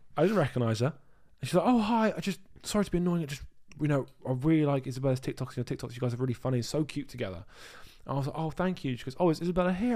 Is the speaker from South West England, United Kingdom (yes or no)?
yes; Dorset, South West England, United Kingdom; now in Brighton, United Kingdom; I'm from Brighton, but I'm originally from Dorset.